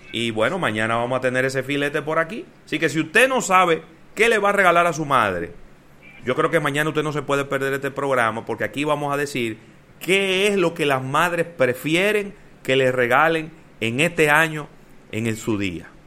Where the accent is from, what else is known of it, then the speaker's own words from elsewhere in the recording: Dominican Republic; Contra el coronavirus, los héroes son los médicos y también somos los dominicanos